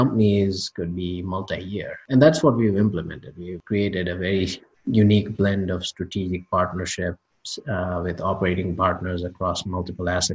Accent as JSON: {"language": "English", "country": "India", "tie": "born or raised there", "moved": "yes", "said": "I grew up part of a family of business owners growing up in India"}